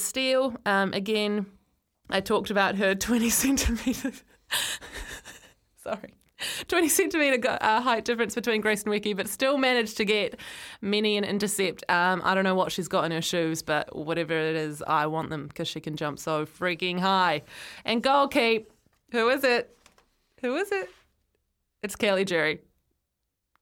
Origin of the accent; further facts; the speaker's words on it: Christchurch, Canterbury, New Zealand; I was born in Christchurch, so my memories of going to Jade Stadium